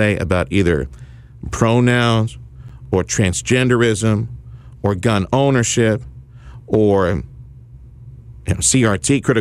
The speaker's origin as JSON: {"language": "English", "town": "Reynosa", "region": "Tamaulipas", "country": "Mexico", "tie": "born or raised there", "moved": "yes", "lives_now": "South Texas, United States", "said": "my old stomping ground, Reynosa, Tamaulipas, Mexico, where I grew up"}